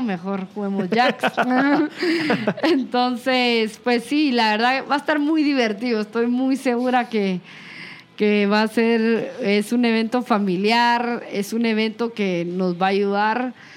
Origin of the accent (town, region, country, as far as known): Guatemala